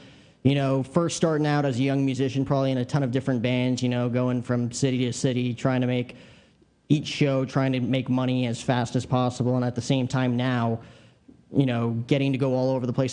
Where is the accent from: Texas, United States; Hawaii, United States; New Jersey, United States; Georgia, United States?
New Jersey, United States; I grew up in New Jersey